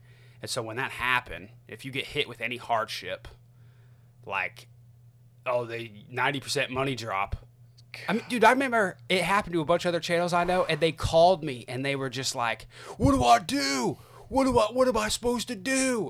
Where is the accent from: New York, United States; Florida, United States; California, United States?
Florida, United States; born there; I remember, I was born in Florida, and my grandparents still live in Florida, right? And, you know, my parents were kind of hippies, so we moved all over the place.